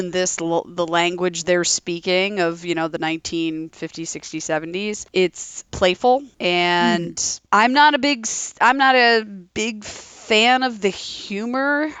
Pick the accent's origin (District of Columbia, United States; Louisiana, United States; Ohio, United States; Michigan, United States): Ohio, United States; Toledo; So I was born in Toledo, Ohio.